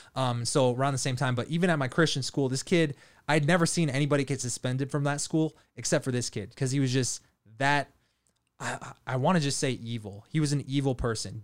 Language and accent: English; Leavenworth, Kansas, United States; I grew up in Leavenworth, Kansas, military town.